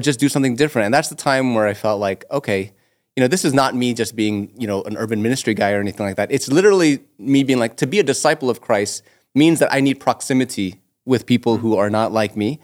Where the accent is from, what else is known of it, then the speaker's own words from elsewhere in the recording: Toronto, Ontario, Canada; also born or lived in Etobicoke; I'm born and raised in North York